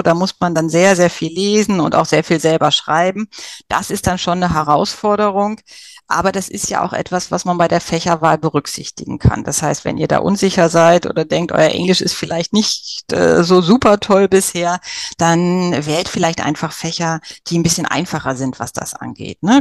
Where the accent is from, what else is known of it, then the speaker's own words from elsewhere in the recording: Germany; bei uns in Deutschland